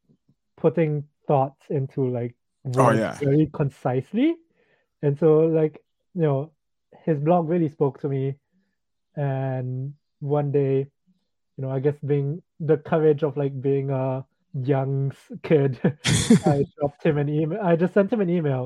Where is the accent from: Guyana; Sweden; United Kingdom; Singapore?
Singapore; I grew up in Singapore